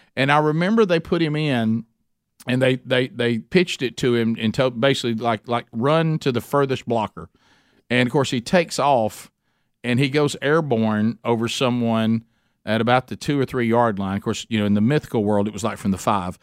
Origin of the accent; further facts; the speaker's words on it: Alabama, United States; being born and raised in Alabama